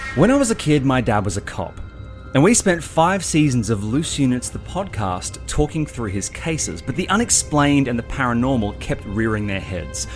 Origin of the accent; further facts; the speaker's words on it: Sydney, New South Wales, Australia; moved away as an adult; now in Melbourne, Australia; I grew up in Sydney with you, as you know, and I moved across here when I was twenty-four years old